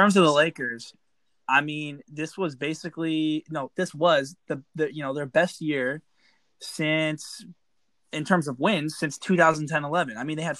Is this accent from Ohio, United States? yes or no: yes; Ohio, United States; I'm from Ohio.